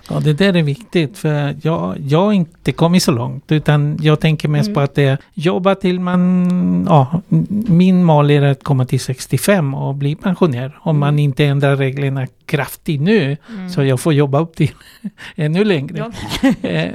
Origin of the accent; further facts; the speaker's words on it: Chile; Swedish is a second language; moved away as an adult; now in Sweden; Jag kommer ursprungligen från Chile